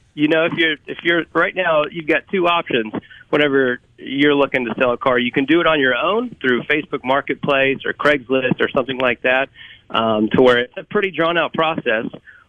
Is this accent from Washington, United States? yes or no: no; Kentucky, United States; now in Mississippi, United States; Yeah, so I've lived in Mississippi, not originally from here. I moved to the state from Kentucky about 10 years ago.